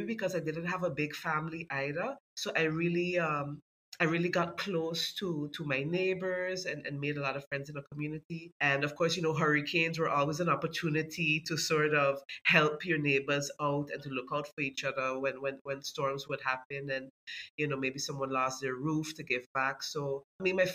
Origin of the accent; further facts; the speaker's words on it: Sint Maarten; I grew up in Cahill, and back in the 90s, it really felt like a community